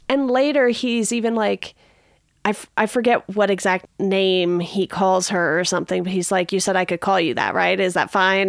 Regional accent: Southern California, United States; I grew up in Southern California

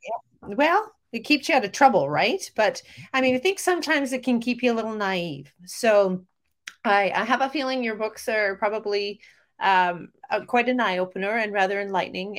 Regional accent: Canada; also born or lived in Calgary, Alberta; I'm a Canadian

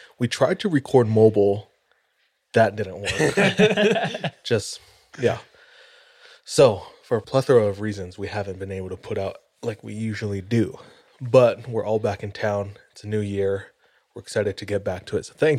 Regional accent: Hawaii, United States; moved away as an adult; now in Utah, United States; born and raised in Hawaii, been living in Utah for 8 years.

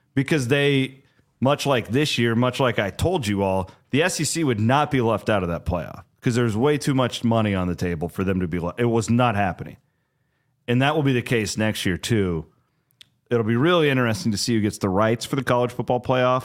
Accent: Iowa, United States; I'm from Iowa

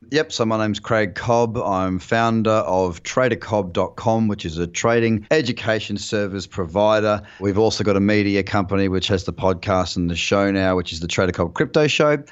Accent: Noosa Heads, Queensland, Australia; also born or lived in London; now in Bondi Beach, Australia; a place called Noosa Heads, which is where I'm from

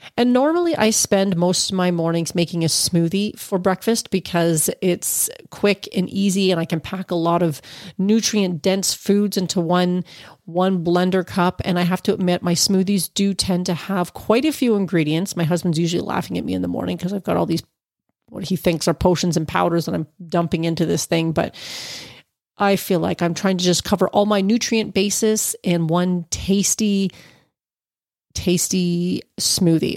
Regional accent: Ontario, Canada; he hails from my hometown

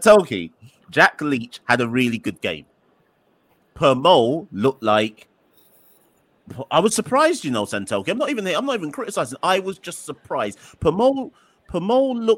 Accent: Jamaica; as a Jamaican

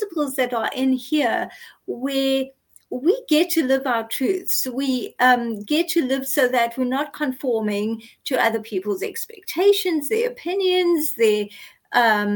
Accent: South Africa; I grew up in apartheid South Africa. I grew up non-white. I'm Indian South African

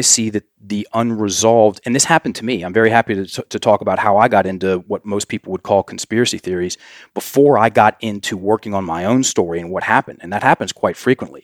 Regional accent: United States; we as Americans, well, if I'm an American

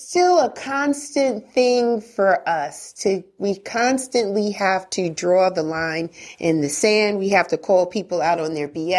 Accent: Bronx, New York, United States; No, we never had that. I'm from

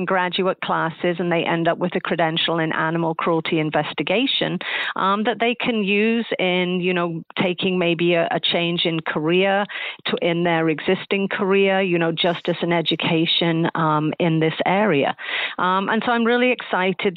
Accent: Nottingham, East Midlands, United Kingdom; moved away; I grew up over in England. I grew up in a city called Nottingham

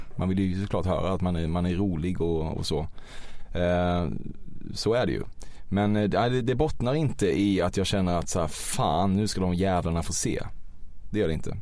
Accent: Väckelsång, Kronoberg County, Sweden; moved away; jag är ju inte från Växjö utan från ett samhälle utanför som heter Väckelsång

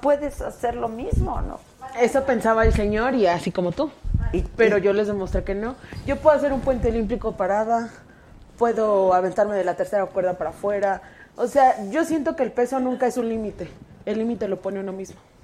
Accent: Mexico City, Mexico; Mi familia siempre ha sido comerciante. Somos de la Merced

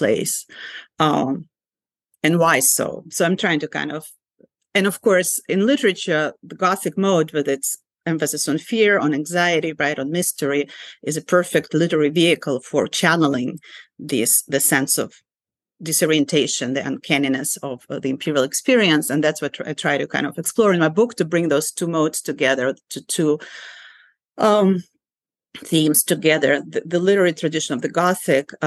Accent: Ukraine; English is a second language; now in United States; a Soviet Jew growing up in Soviet Ukraine

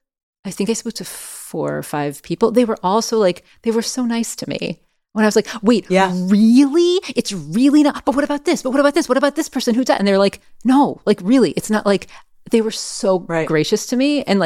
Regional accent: France; born there; even though I was born in France. I have French family.

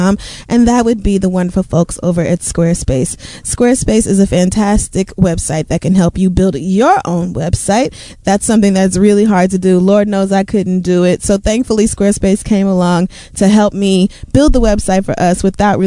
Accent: Oklahoma, United States; moved away; I grew up in Oklahoma, which has all the weather

